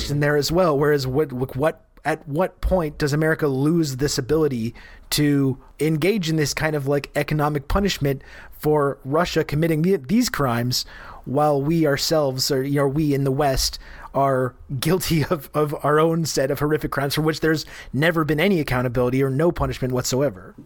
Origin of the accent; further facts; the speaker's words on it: Canada; I'm Canadian